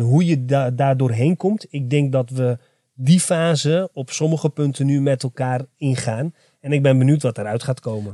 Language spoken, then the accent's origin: Dutch; Enschede, Overijssel, Netherlands; ik ben trots dat ik een Arabisch-Turkse tukker ben, uh, geboren getogen in Enschede